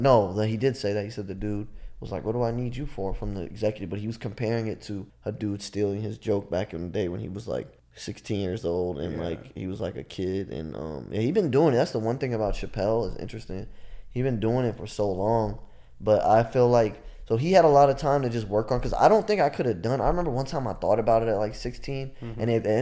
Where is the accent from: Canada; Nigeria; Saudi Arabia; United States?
Nigeria; it was about when people find out I'm Nigerian, they're like, oh, I thought you were regular black.